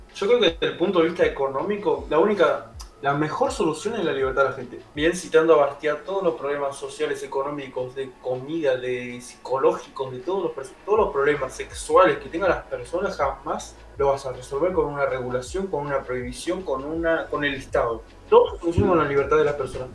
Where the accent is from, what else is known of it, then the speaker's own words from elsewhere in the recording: Argentina; como argentino